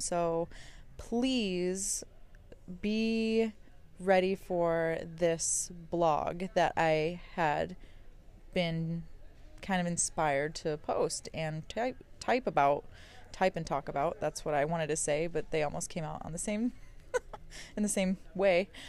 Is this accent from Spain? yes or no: no; New Mexico, United States; I'm from New Mexico